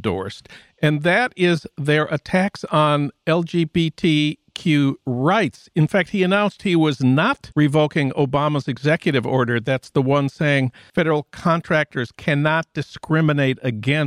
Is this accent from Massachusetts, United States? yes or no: no; Minnesota, United States; my home state of Minnesota